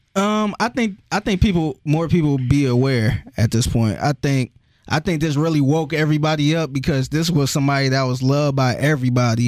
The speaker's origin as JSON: {"language": "English", "town": "Cleveland", "region": "Ohio", "country": "United States", "said": "I'm from Cleveland where everybody is, like, separated from each other"}